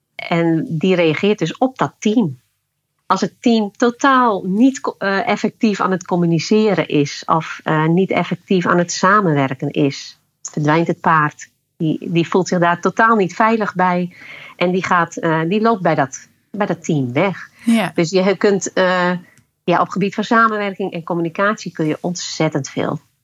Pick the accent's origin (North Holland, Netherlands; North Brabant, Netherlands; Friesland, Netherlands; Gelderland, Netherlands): Friesland, Netherlands; ik kom uit Friesland.